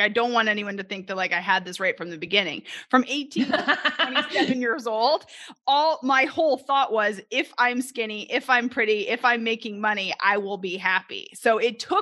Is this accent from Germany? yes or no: no; Canada; moved away as an adult; now in Arkansas, United States; I'm originally from Canada